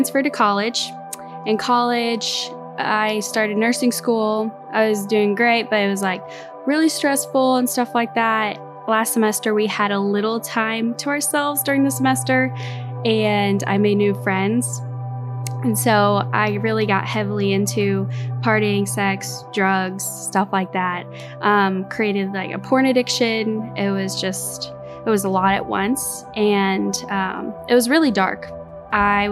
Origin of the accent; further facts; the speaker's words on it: St. Louis, Missouri, United States; I grew up in St. Louis.